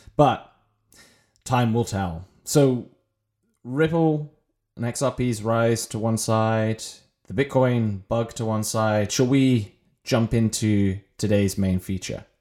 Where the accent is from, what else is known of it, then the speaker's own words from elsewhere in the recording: England, United Kingdom; moved away as an adult; also born or lived in Ireland; now in United States; I am British, uh, and not American. And when I was growing up, I had the wonders of our U K National Healthcare Service.